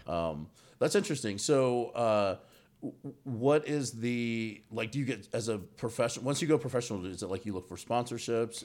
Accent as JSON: {"language": "English", "town": "Bossier City", "region": "Louisiana", "country": "United States", "tie": "born or raised there", "moved": "yes", "lives_now": "Atlanta, United States", "said": "was born in Bossier City."}